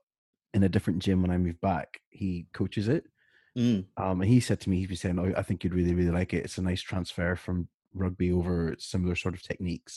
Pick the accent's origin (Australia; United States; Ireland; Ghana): Ireland; as an Irish person